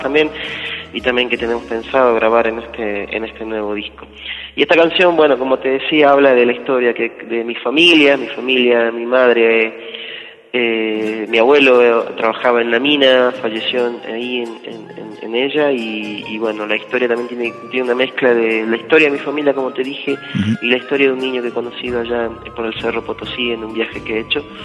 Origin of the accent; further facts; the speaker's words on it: Huancar, near Abra Pampa, Jujuy, Argentina; me he criado desde chico en ese lugar